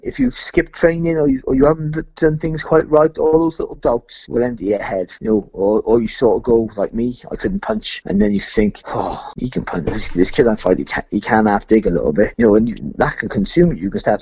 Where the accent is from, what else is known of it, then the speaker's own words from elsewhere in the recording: Cardiff, Wales, United Kingdom; I'm from Cardiff